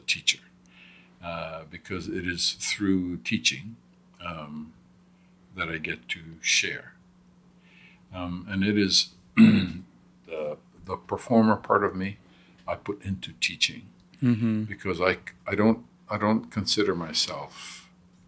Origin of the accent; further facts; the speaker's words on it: Hawaii, United States; also born or lived in Southern California; Growing up in Hawaii